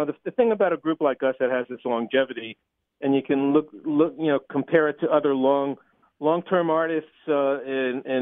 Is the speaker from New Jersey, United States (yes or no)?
yes; Highland Park, New Jersey, United States; moved away as an adult; now in Boston, United States; I grew up in Highland Park, New Jersey.